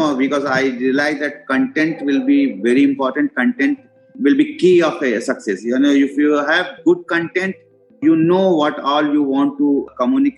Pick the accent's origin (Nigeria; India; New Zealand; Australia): India; as an Indian